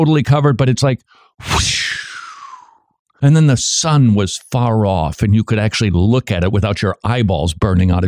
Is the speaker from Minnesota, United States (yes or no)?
yes; Minnesota, United States; now in Georgia, United States; I come from Minnesota, land of 10,000 lakes